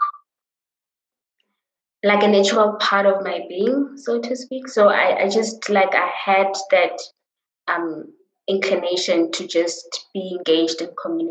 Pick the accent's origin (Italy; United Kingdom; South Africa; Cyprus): South Africa; Johannesburg, Gauteng; I grew up in Soweto